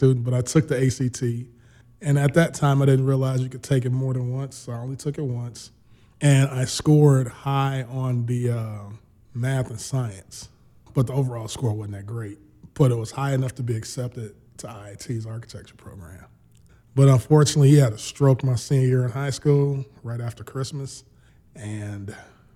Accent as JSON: {"language": "English", "town": "Chicago", "region": "Illinois", "country": "United States", "tie": "born or raised there", "said": "Long-term, lifetime Chicago resident. Born and raised on the South Side"}